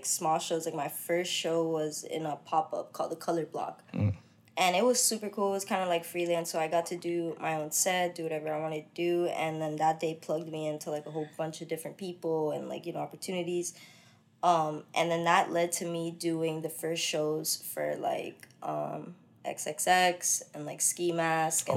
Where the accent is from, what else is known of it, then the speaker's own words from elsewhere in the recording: Florida, United States; also born or lived in Connecticut; I'm from Connecticut. I moved from there when I was like 7. So I'm pretty much like, you know, homegrown Florida type